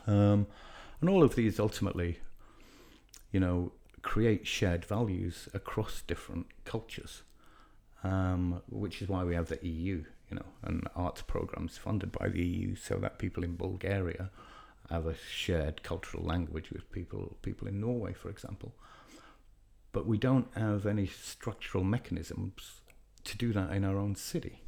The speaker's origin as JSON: {"language": "English", "town": "Leeds", "region": "Yorkshire and the Humber", "country": "United Kingdom", "tie": "born or raised there", "said": "I'm from Leeds in the north of England"}